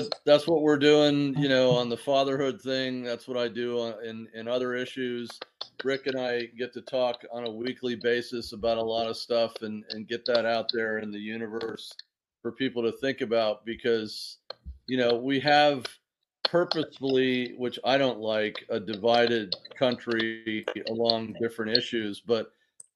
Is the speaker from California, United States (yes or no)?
yes; Laguna Beach, California, United States; now in Washington, D.C., United States; I grew up a surfer in Southern California in Laguna Beach